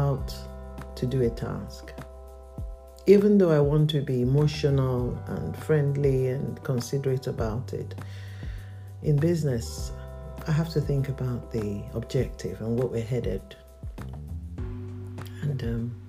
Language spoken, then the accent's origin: English; Nigeria; I'm a Nigerian